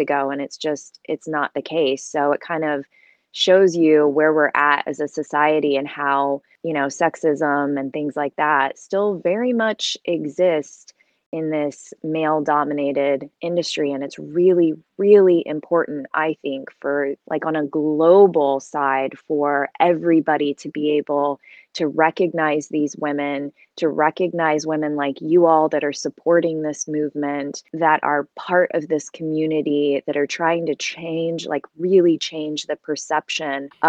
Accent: Kentucky, United States; moved away as an adult; now in Los Angeles, United States; I grew up there

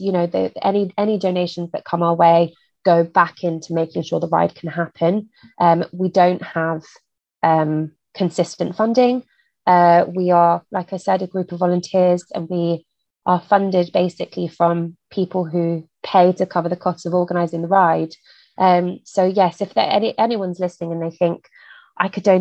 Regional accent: United Kingdom; as a British person

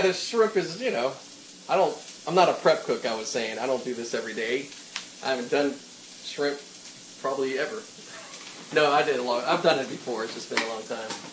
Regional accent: Pittsburgh, Pennsylvania, United States; accent: Pittsburgh; moved away; picking up my Pittsburgh accent a bit

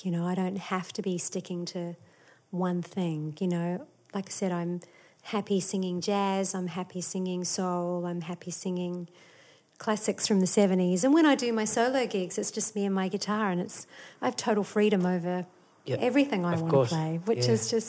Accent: New Zealand; there was some great talent growing up in New Zealand as well. So it sort of did teach you to not be too full of yourself.

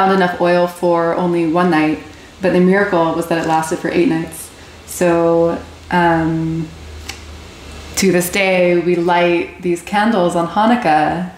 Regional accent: Plano, Texas, United States; moved away as an adult; now in Israel; I grew up here in Plano, Texas

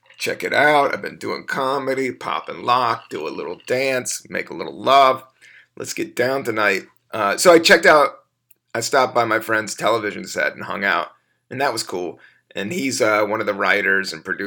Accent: Washington, District of Columbia, United States; moved away as an adult; now in New York, United States; I grew up in the South. I grew up in D.C.

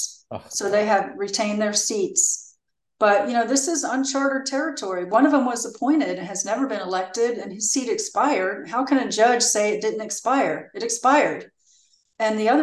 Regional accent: Georgia, United States; I'm from Georgia.

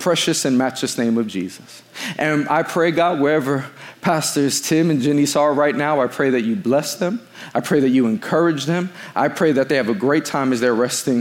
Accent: New York City, New York, United States; now in Long Island, United States; I was born and raised in Queens.

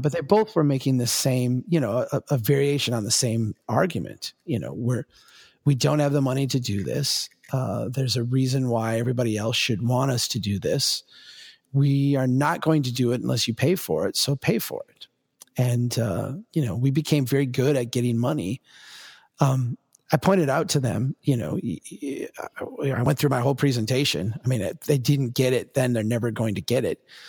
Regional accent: Minnesota, United States; as a Minnesotan

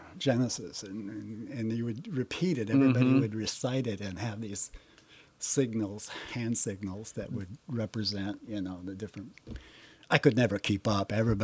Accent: Fort Ord, California, United States; And it wasn't until my father retired from the military in 1964, we moved off base mm-hmm. and moved to seaside.

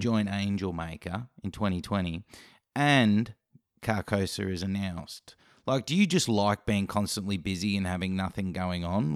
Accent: Australia; as an Aussie

